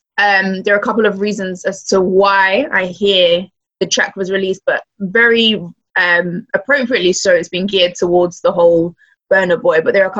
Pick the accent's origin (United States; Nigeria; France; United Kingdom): Nigeria; as a Nigerian, we like to party.